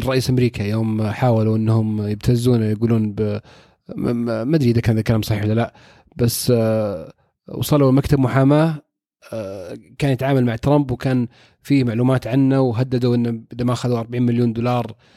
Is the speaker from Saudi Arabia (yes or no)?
yes; Saudi Arabia; عندنا في السعوديه